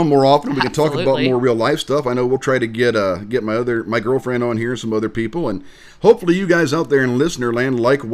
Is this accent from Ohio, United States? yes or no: no; Indiana, United States; also born or lived in Okinawa, Japan; So I am from Indiana